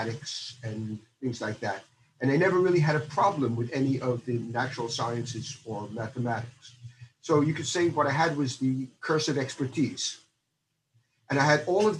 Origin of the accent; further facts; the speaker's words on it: United States; moved away as an adult; also born or lived in Stony Brook, New York; now in Netherlands; I was born in the United States, and I did my elementary and junior high school and my university there.